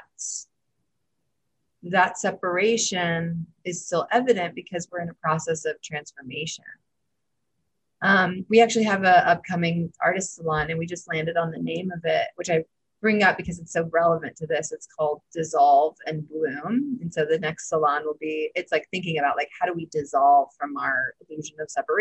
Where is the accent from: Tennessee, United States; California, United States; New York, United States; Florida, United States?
Tennessee, United States; I'm from Tennessee